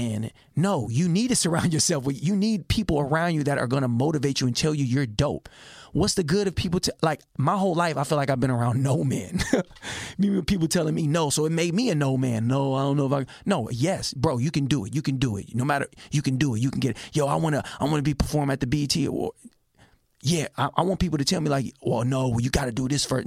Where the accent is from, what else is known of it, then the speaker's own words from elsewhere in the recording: Richmond, California, United States; I'm a kid from Richmond, California that was teased